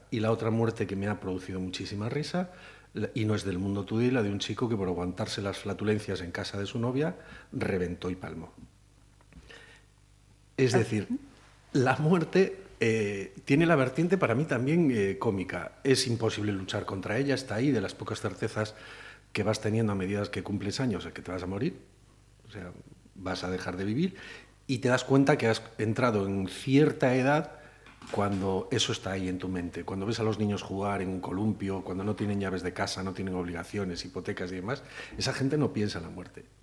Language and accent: Spanish; Galicia, Spain; Y, como gallego, que tenemos unos vínculos casi afectivos con la muerte